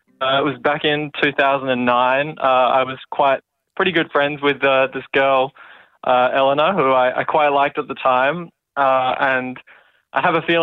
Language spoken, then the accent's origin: English; Perth, Western Australia, Australia; I grew up in Perth